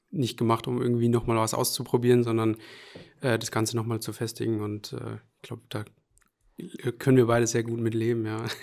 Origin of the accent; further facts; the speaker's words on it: Hesse, Germany; also born or lived in Aschaffenburg / Allgäu / Lower Saxony; Also geboren bin ich in Aschaffenburg, aber aufgewachsen so im Allgäu und auch kurz einen Abstecher mal nach Niedersachsen. Aber ja, so richtig aufgewachsen würde ich sagen, also Jugend verbracht habe ich dann hier in Hessen.